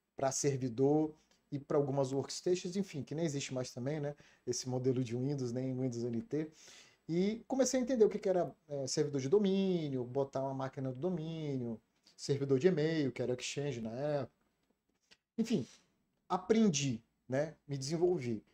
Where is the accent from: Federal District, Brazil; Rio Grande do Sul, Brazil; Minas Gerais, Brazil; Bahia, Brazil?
Federal District, Brazil; Brasília; also born or lived in Rio de Janeiro; nasci no Rio de Janeiro, eu sou carioca, é, nasci em Cascadura e por, por situações é, profissionais do meu pai, nós saímos do Rio de Janeiro e fomos morar em Brasília.